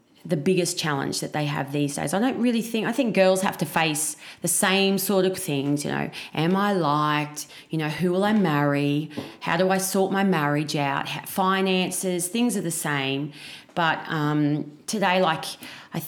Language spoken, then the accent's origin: English; Batemans Bay, New South Wales, Australia; I grew up in a very small country town. Well, not country, coastal town. Yeah. In New South Wales called Batemans Bay.